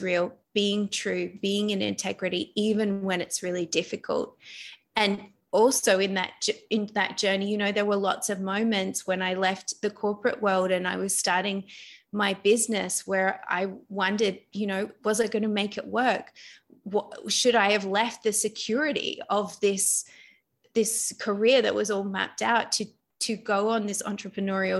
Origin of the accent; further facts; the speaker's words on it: Australia; also born or lived in London; now in Bali, Indonesia; I'm actually Australian, but I was living in London.